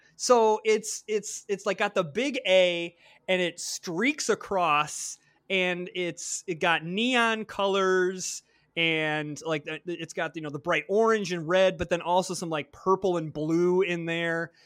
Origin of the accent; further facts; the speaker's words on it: Flint, Michigan, United States; moved away as an adult; I grew up in Flint, Michigan. So I was born and raised there. I spent the first eighteen years of my life there.